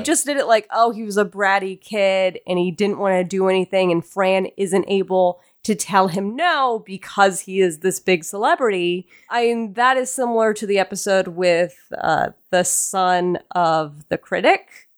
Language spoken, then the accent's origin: English; the South, United States; accent: southern; my southern accent